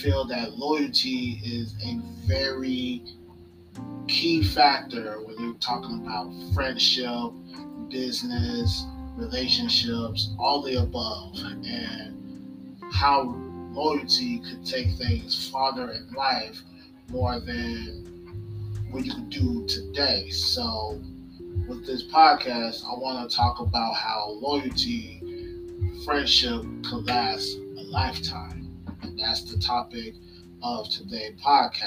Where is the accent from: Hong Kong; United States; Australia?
United States; Orlando, Florida; also born or lived in Tallahassee; I went back home to Orlando